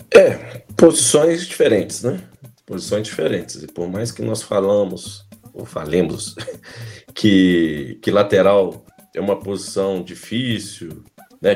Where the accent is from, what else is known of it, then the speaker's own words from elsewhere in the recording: Minas Gerais, Brazil; nós, como mineiros e torcedores